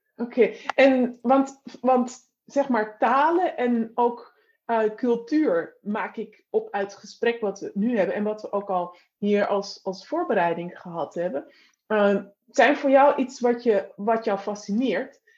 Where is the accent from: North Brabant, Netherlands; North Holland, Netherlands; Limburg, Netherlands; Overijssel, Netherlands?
North Holland, Netherlands; ik kom uit, het, uit, zeg maar uit Noord-Holland